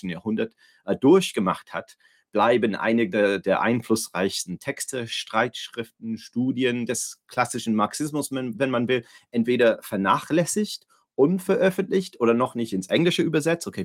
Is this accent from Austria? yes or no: no; Cologne, North Rhine-Westphalia, Germany; Ich komme aus Köln.